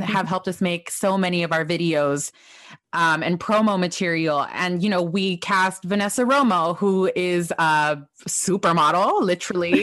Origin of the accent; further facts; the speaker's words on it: Los Angeles, California, United States; I'm a pocha from Los Angeles. I don't even know anyone in Mexico. Like, all of my family is in California.